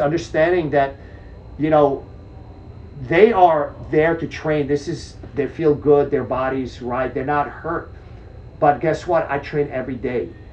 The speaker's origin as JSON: {"language": "English", "country": "Czechia", "tie": "born or raised there", "moved": "yes", "lives_now": "United States", "said": "I was born in Czech Republic, former Czechoslovakia"}